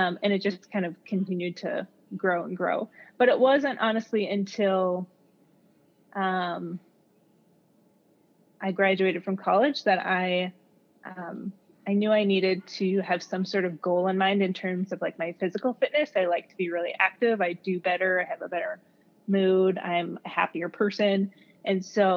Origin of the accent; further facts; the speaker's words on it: Esko, Minnesota, United States; I've been back in my hometown now for about 2 years